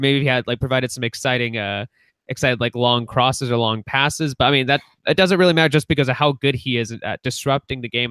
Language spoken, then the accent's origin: English; United States; we're more comfortable speaking English because you know obviously we grew up here in the United States, but of course we still have that strong cultural tie. It's ties to Mexico